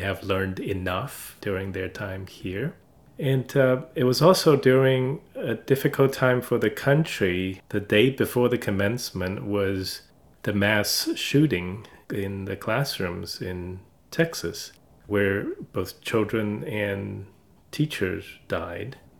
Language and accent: English; China; now in United States; China, my home country